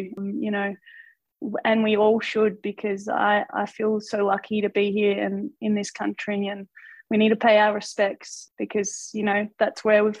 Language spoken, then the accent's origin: English; the Mallee, Australia; I'm from Outback Australia, I guess you could say, up in the Mallee where it's nice and hot and there's some red dirt.